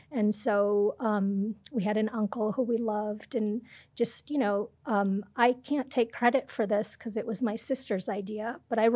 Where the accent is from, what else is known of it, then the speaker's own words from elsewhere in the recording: Ohio, United States; moved away as an adult; also born or lived in India / Chicago, Illinois; now in Albuquerque, United States; I was born in India, but I was raised in Ohio.